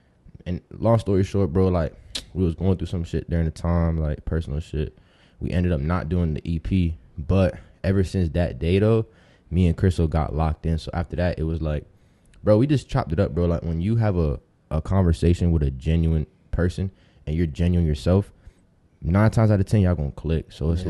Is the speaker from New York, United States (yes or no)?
no; Tampa, Florida, United States; also born or lived in Ohio; I'm a Tampa baby, but, like, I was born in Ohio. But my family is from Dominican Republic, so I'm full Dominican.